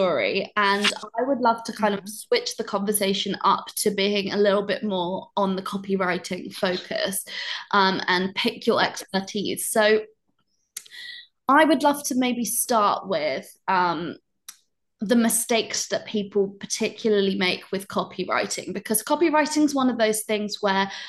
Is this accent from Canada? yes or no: no; United Kingdom; being British